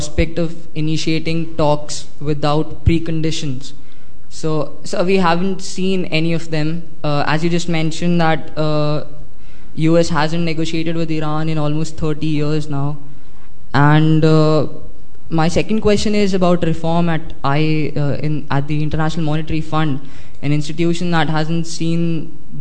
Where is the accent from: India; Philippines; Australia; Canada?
India; moved away; I'm studying here at the summer school, and I'm from India